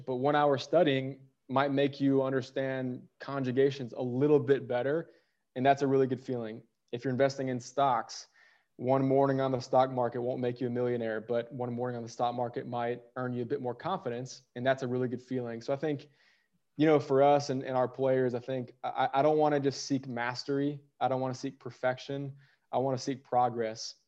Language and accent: English; St. Louis, Missouri, United States; moved away as an adult; also born or lived in Poland / Austria; now in Brussels, Belgium; I grew up in St. Louis